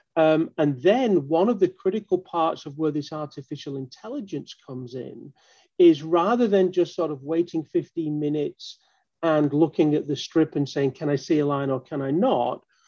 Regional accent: Manchester, North West England, United Kingdom; moved away as an adult; now in Baltimore, United States; I actually uh, am from Manchester in the UK.

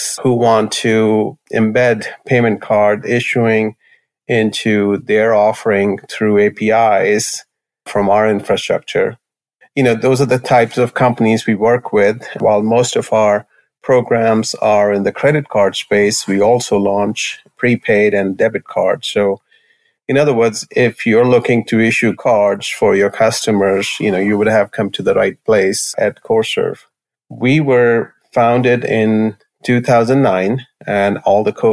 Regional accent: New Delhi, Delhi, India; moved away as an adult; now in United States; I grew up in New Delhi, India, and I did my bachelor's in engineering from Indian Institute of Technology. Came to U.S. in 1989

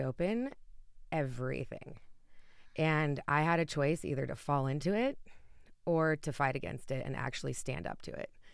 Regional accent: Utah, United States; moved away as an adult; now in Colorado, United States; I'm still close to home. I'm from Utah, so I'm about an hour and a half away flight.

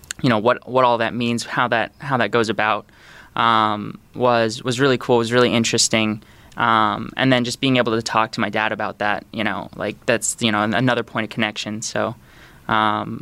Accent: Sanford, Florida, United States; also born or lived in Canada; I grew up in Sanford, Florida, which is just outside of Orlando

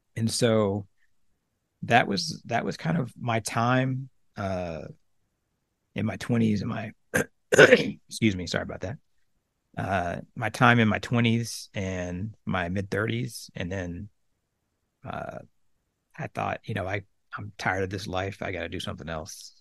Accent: Oklahoma, United States; moved away as an adult; I grew up in Oklahoma, a little small town in the middle of the state, uh, about eight thousand people.

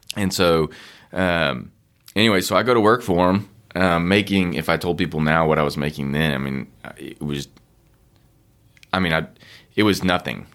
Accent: Austin, Texas, United States; I grew up in Austin

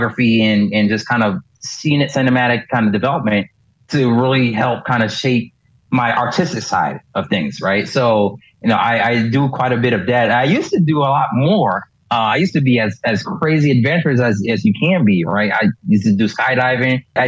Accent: Miami, Florida, United States; I grew up in Miami

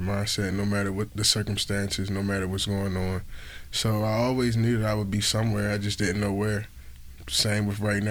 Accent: Baltimore, Maryland, United States; moved away as an adult; now in Augusta, United States; I'm from Baltimore, Maryland, up north.

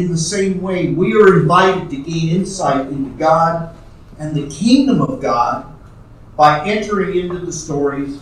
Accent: New York City, New York, United States; my growing up in New York City

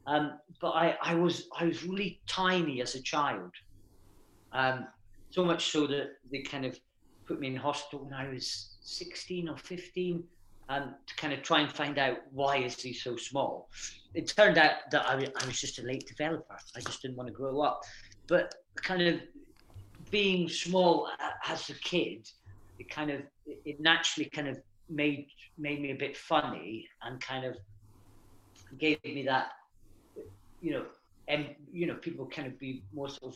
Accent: Aberdeen, Scotland, United Kingdom; moved away; I grew up in Aberdeen, up in Scotland

